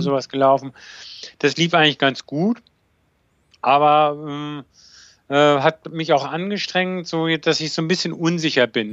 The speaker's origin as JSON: {"language": "German", "town": "Bonn", "region": "North Rhine-Westphalia", "country": "Germany", "tie": "born or raised there", "said": "weil ich bin ja in Bonn groß geworden, also das heißt zur Schule gegangen"}